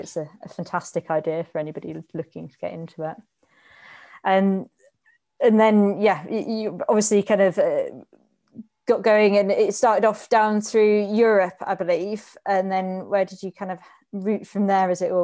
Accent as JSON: {"language": "English", "town": "Reading", "region": "South East England", "country": "United Kingdom", "tie": "born or raised there", "said": "I grew up in Reading as well"}